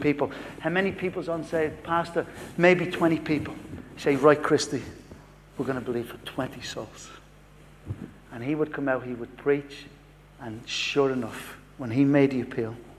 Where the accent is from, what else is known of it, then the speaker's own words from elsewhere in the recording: Dublin, Leinster, Ireland; moved away; From Dublin, but I, I live here in South